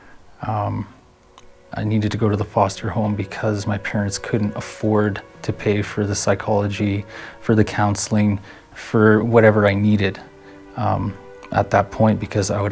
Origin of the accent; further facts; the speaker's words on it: Red Deer, Alberta, Canada; I was born in Red Deer, 1991